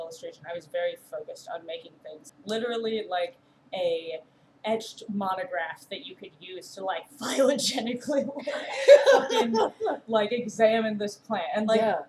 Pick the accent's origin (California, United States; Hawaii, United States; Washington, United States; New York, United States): Washington, United States; Edmonds; now in Chicago, United States; I grew up in Edmonds, and it's like half an hour north of Seattle.